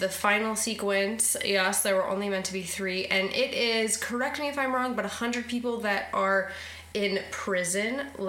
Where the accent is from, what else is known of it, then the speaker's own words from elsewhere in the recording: United States; as an American girl